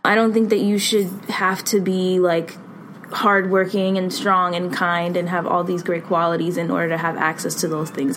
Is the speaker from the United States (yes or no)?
yes; Boston, Massachusetts, United States; I'm from Boston, born and raised